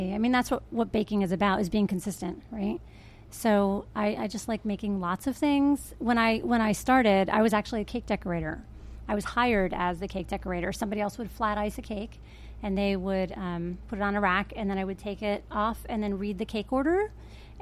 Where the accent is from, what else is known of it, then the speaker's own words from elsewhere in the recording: Paterson, New Jersey, United States; now in Berks County, United States; I'm originally from New Jersey and Northern Jersey, Patterson